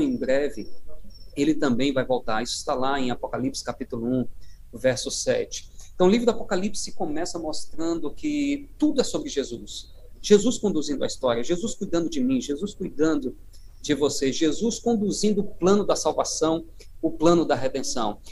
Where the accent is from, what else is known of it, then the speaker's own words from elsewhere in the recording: Paraíba, Brazil; moved away; eu sou da terra aí, né, do, Uh, sou da Paraíba e uh, sou a minha origem aí na, na, na, União Nordeste